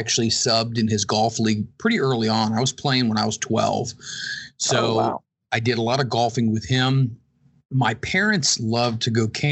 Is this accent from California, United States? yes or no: no; Cincinnati, Ohio, United States; born or raised there